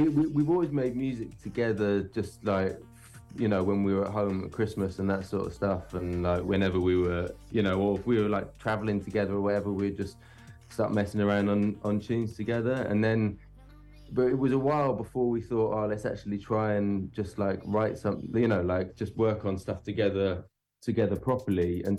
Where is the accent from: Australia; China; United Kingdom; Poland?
United Kingdom; South Wales; quite near where we grew up in South Wales.